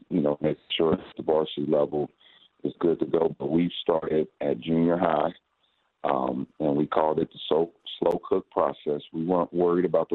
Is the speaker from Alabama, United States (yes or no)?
no; Dayton, Ohio, United States; I coached at Wayne for 5 years because I'm from Dayton